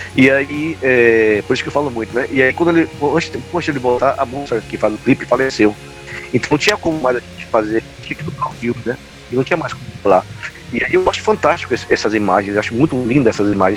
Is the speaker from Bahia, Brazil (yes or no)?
yes; Salvador, Bahia, Brazil; eu cresci coisa na Cidade Baixa, velho, que é uma coisa que na minha época, dos anos 90, todos, as, todos os bairros tinham bandas